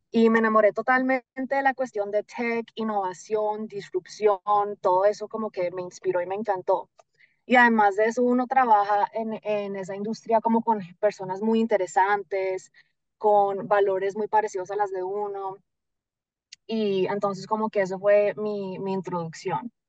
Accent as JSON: {"language": "Spanish", "region": "Florida", "country": "United States", "tie": "born or raised there", "accent": "Colombian", "said": "yo nací acá en la Florida, yo vivo en el sur de la Florida, como una hora al norte de Miami, nací acá."}